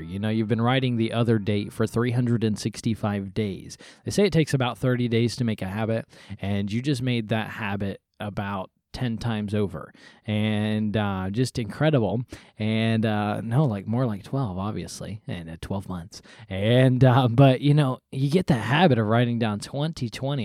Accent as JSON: {"language": "English", "region": "Mississippi", "country": "United States", "tie": "born or raised there", "moved": "yes", "lives_now": "North Florida, United States", "said": "I was born in Mississippi"}